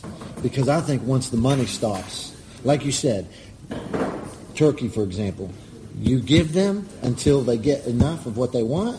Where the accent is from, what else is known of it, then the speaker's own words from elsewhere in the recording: United States; I'm an American.